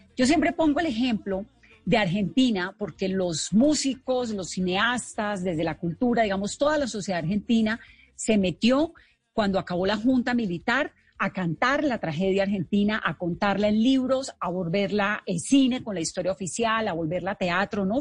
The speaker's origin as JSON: {"language": "Spanish", "country": "Colombia", "said": "el historial de violencia que tiene Colombia, que obviamente es muy dramático lo que tenemos nosotros"}